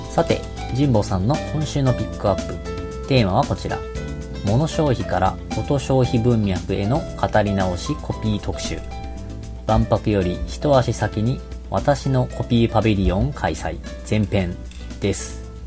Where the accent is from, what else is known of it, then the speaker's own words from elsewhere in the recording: Kagawa, Japan; 香川県出身